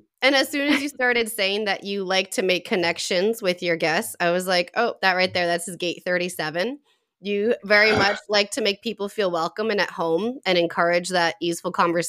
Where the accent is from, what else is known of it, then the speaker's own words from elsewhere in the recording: Boston area, Massachusetts, United States; I was born and raised here. My father is from Puerto Rico and my mom, she was raised here, but her family is from Pennsylvania. They're very Pennsylvania Dutch.